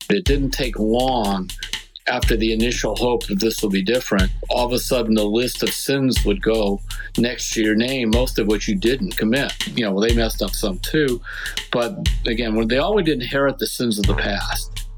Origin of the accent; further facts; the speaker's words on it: Northeast Ohio, United States; I was born and raised in Northeast Ohio